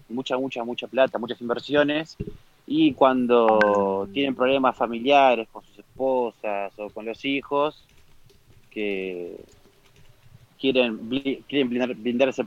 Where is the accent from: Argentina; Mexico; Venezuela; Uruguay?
Uruguay; moved away; Uruguay me fui en el 2014, me fui de Uruguay.